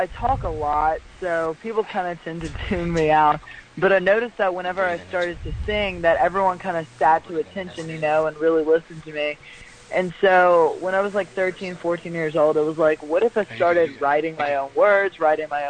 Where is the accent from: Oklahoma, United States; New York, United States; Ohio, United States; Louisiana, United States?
Louisiana, United States; Lafayette; I come from Lafayette, Louisiana